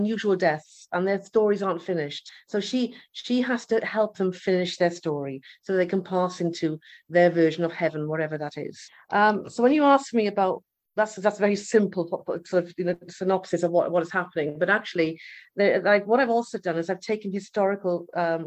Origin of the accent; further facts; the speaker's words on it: Swansea, Wales, United Kingdom; moved away as an adult; now in Malta; I'm Welsh. I'm from Swansea in the United Kingdom, from Wales